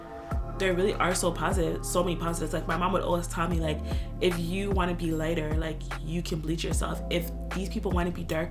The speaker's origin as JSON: {"language": "English", "country": "Ghana", "said": "me being dark-skinned, me being a woman, me being Ghanaian, like, every single thing has to do with that."}